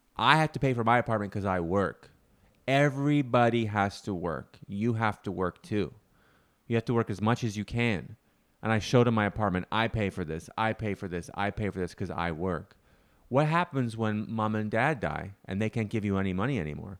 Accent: Canada; moved away; I'm from Canada. Because our summers, although they are existent, are short.

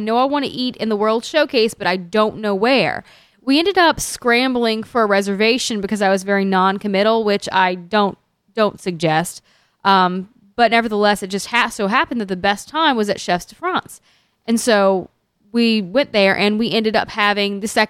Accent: New Orleans, Louisiana, United States; It's because we're from New Orleans.

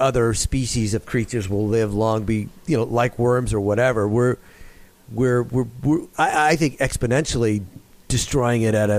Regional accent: Concord, California, United States; I grew up in Concord, California, blue collar 60s and 70s, and we were all pretty much the same.

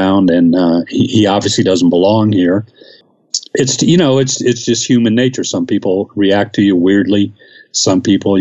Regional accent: the South, United States; moved away as an adult; also born or lived in the North (US) / Ohio; now in Mexico City, Mexico; I was born in the North and I grew up in the South

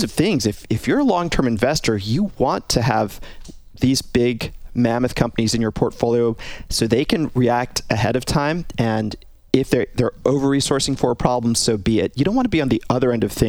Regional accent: Massachusetts, United States; also born or lived in India (ancestry); I hail, not directly because I was born in Massachusetts, but I hail from an agricultural region through my parents of India

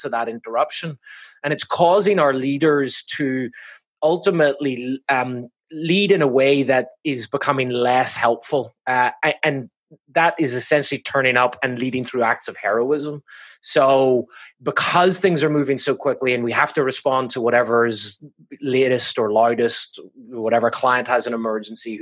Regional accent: Belfast, Northern Ireland, United Kingdom; moved away as an adult; also born or lived in Massachusetts, United States; now in Laguna Beach, United States; I'm from Belfast up in the north.

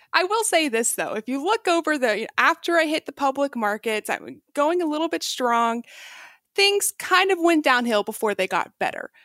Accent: Texas, United States; moved away as an adult; also born or lived in China; I was raised in Texas

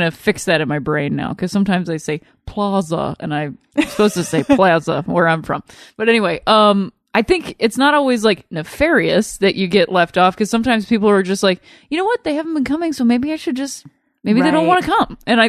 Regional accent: Akron, Ohio, United States; Yes, I'm from Akron, Ohio. Home of LeBron James and myself.

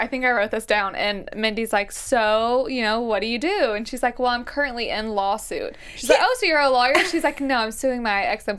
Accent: Mobile, Alabama, United States; I'm from North Mobile. So, Mobile mm-hmm. is, like, a big city with smaller cities in it.

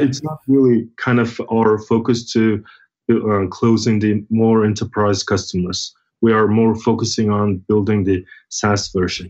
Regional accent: Mongolia; I'm originally from Mongolia

